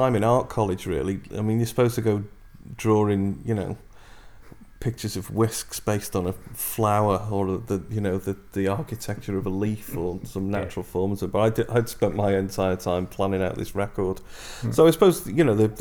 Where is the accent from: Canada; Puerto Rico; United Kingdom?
United Kingdom; Liverpool, North West England; it's in your DNA from the moment you're born as a Scouser